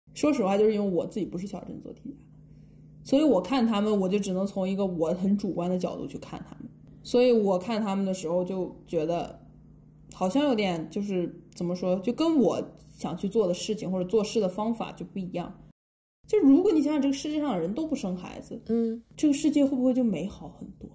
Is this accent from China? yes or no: yes; China; 我们中国人就是从小，呃，因为很多人都要学英语嘛